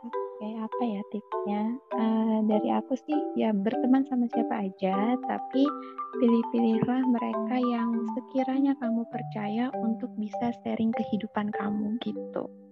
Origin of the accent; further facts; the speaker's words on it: Pangkalan Bun, Central Kalimantan, Indonesia; Aku dari Kalimantan Tengah, dari Pangkalan Bun